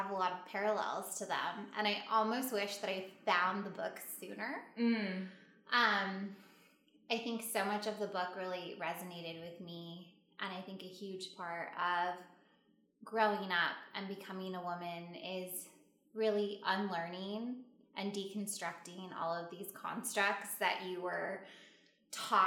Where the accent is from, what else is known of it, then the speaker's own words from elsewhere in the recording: California, United States; also born or lived in Chicago; everyone could tell I was from California.